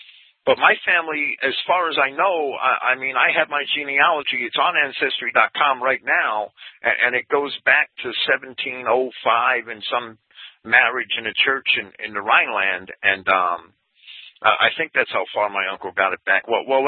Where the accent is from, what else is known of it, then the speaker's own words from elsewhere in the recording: New Jersey, United States; now in upstate New York, United States; my grandfather moved to New Jersey, which was why I was raised in New Jersey. He didn't move up here with his parents and his family. And my mother's from Massachusetts. My mother's family is from Framingham, Mass.